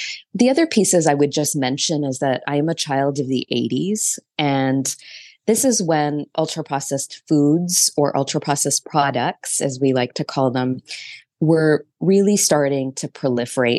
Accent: Toronto, Ontario, Canada; now in New York City, United States; I live in New York City, though I grew up in Toronto.

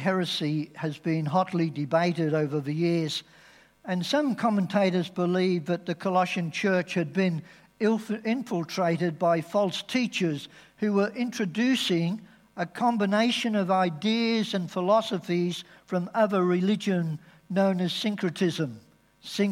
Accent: England, United Kingdom; now in Australia; being English is part of my identity.

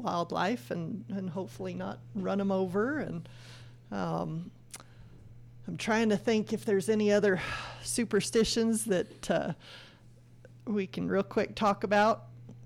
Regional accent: Farmington, New Mexico, United States; I grew up in the Farmington area

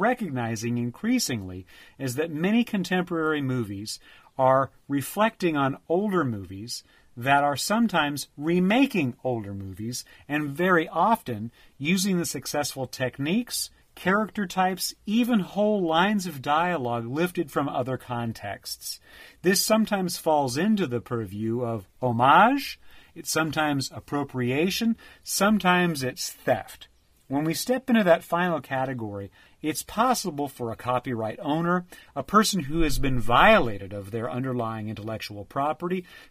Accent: United States; I am an American by birth

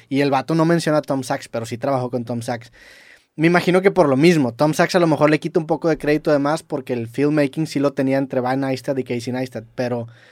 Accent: Mexico; Siendo mexicano, en, UK

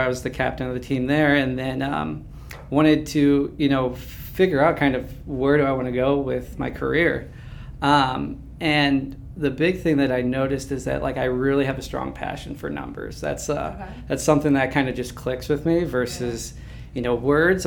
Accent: St. Charles, Missouri, United States; I'm actually from St. Charles, Missouri, grew up there.

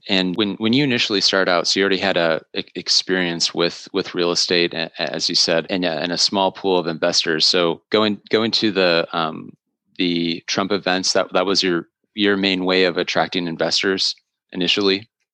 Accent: Wisconsin, United States; born and raised in Wisconsin

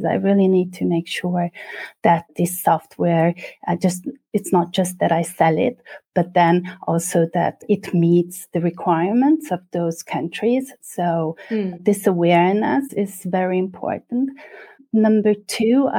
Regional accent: Budapest, Hungary; moved away; I'm originally from Budapest, Hungary

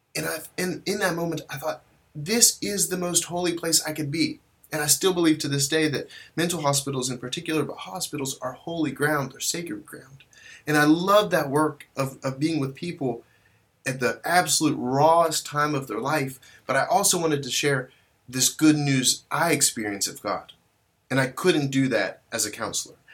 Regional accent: West Virginia, United States; also born or lived in Kazakhstan; I eventually made my way home to, to West Virginia

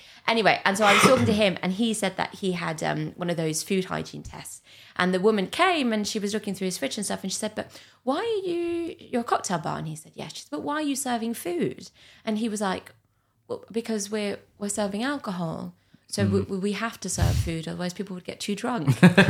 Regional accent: Brittany, France; first language English; moved away; also born or lived in London; Paris is not my home. Sure. I grew up in Brittany, so it's very different.

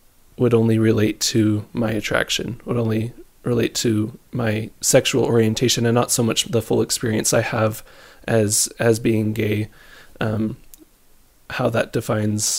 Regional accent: Queen Creek, Arizona, United States; I'm from Queen Creek, Arizona

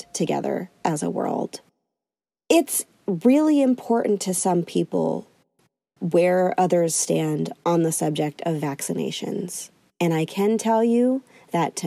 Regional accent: Northeast, United States; growing up in the Northeast

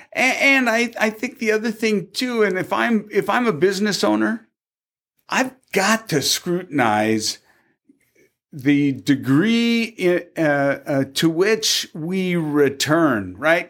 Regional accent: Tacoma, Washington, United States; moved away; also born or lived in Gig Harbor; I was born and raised in Tacoma

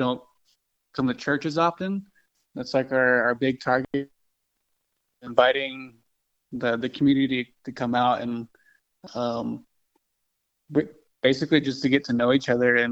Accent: Kirtland, New Mexico, United States; I'm from Kirtland, New Mexico.

